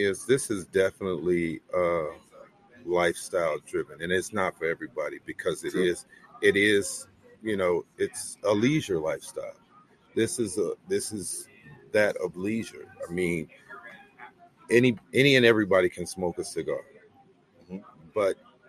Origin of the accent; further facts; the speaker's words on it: Chicago, Illinois, United States; also born or lived in Gary, Indiana; I grew up in Chicago, born and raised, but we had a farm in Gary, Indiana.